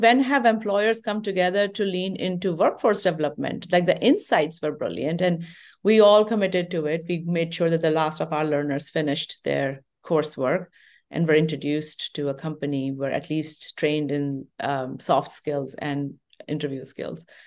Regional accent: India; moved away as an adult; now in United States; I grew up in Indian

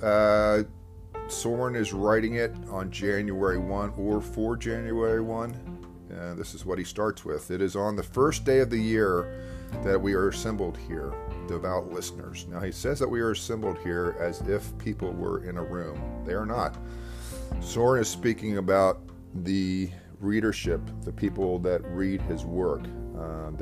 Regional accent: Devon, Pennsylvania, United States; also born or lived in Westchester; I was back in my hometown, Devon, for a bit, living

